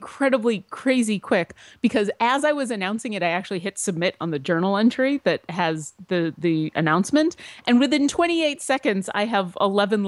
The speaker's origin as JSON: {"language": "English", "country": "United States", "said": "I am American"}